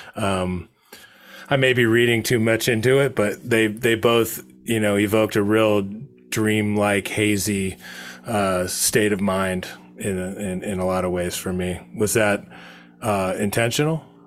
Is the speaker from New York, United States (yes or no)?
no; Monterey, California, United States; I was growing up in Monterey